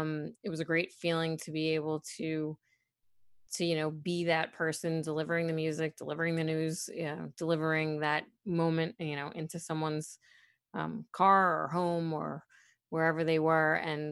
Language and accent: English; Brooklyn, New York, United States; being someone born and raised in Brooklyn, you say mother and father instead of mother and father.